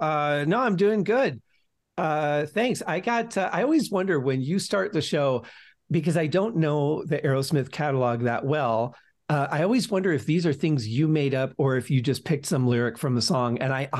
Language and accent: English; Detroit, Michigan, United States; I was growing up in Detroit when the song came out.